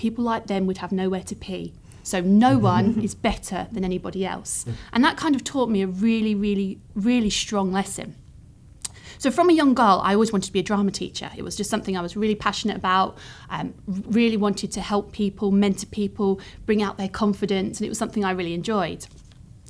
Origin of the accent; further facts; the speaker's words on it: Suffolk, East of England, United Kingdom; now in Cumbria, United Kingdom; I grew up in Suffolk, started from quite humble beginnings